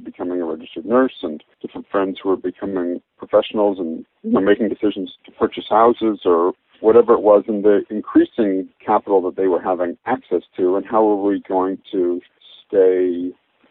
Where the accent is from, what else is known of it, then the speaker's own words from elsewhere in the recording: Toronto, Ontario, Canada; I grew up in Toronto